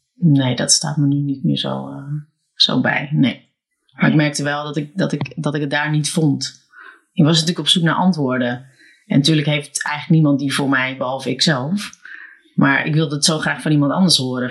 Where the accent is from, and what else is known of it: Alkmaar, North Holland, Netherlands; born or raised there